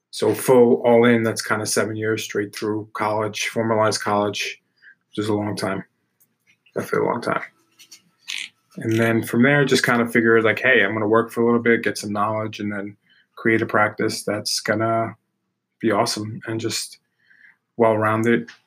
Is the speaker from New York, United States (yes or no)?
yes; New York City, New York, United States; also born or lived in Pleasantville, New York; I grew up in Brooklyn. Um, you know, I always have to represent that because that's where my roots are.